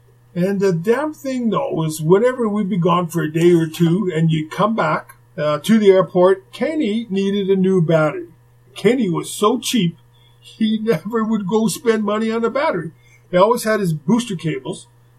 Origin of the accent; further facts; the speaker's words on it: Winnipeg, Manitoba, Canada; moved away as an adult; also born or lived in Houston / Phoenix / Montreal; I'm an English guy from Winnipeg. I took 10 years of French in school growing up in Winnipeg.